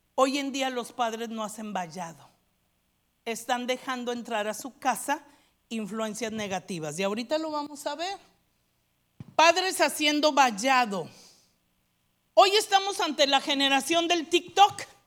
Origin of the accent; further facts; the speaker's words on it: Mexico; moved away; Yo estudié una licenciatura ya en México